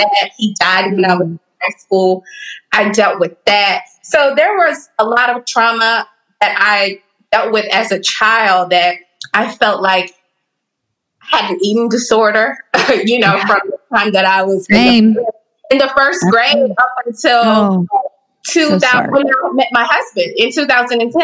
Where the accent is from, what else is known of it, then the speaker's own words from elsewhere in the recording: Dallas, Texas, United States; I grew up in Texas and Dallas. I'm a Dallas girl